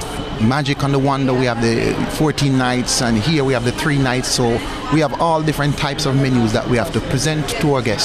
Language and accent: English; Jamaica; I'm from Jamaica